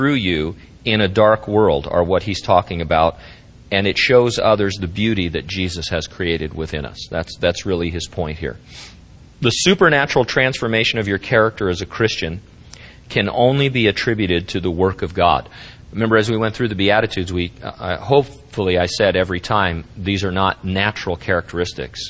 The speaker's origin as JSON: {"language": "English", "region": "Central California", "country": "United States", "said": "as an American people or as a Central California people"}